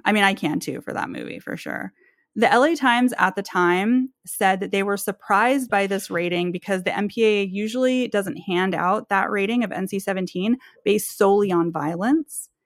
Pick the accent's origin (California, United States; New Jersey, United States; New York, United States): California, United States; Berkeley; also born or lived in Oakland, California; now in Portland, United States; I grew up in Berkeley, California, like, Oakland and Berkeley